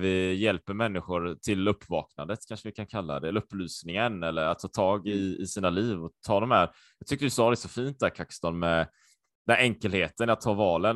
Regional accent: Sweden; also born or lived in Japan / Taiwan; jag var ju supersvensk. Jag har ju alltid varit i Sverige

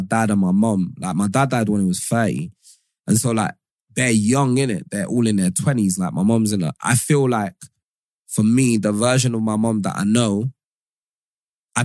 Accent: Modakeke, Osun, Nigeria; moved away; also born or lived in Lagos / Ibadan; I lived with my grandparents in in a town called Modakake in Osun State when I was younger

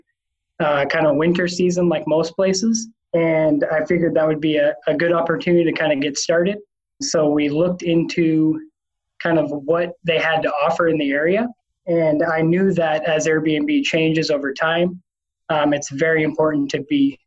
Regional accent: Washington, United States; also born or lived in St. Louis; now in Arkansas, United States; both my wife and I are from the West Coast, so we're from Washington State originally

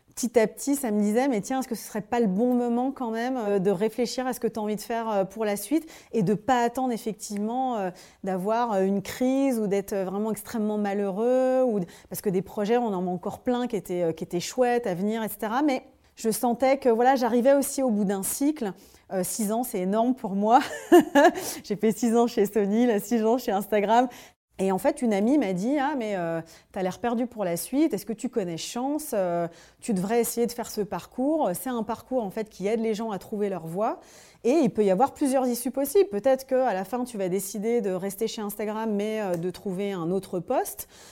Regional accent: Dijon, Bourgogne-Franche-Comté, France; moved away as an adult; also born or lived in Paris; Je monte à Paris, comme on dit, nous les gens de province, que je viens de Dijon

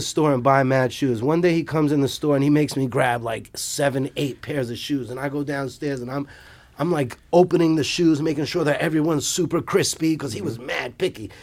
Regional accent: New York City, New York, United States; never fucking played soccer in Brooklyn

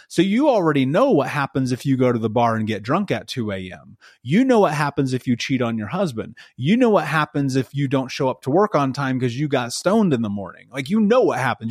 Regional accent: United States; I grew up in America, and we were so poor, they turned our water off

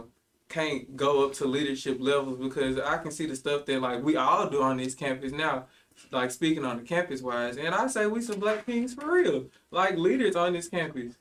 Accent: Ruleville, Mississippi, United States; I come from a small town, like Ruleville, Mississippi

